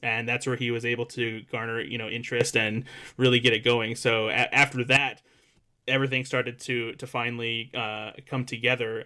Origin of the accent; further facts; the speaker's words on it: La Porte, Indiana, United States; I grew up in the Midwest in a small town in Northwest Indiana called LaPorte. I actually, I still live here right now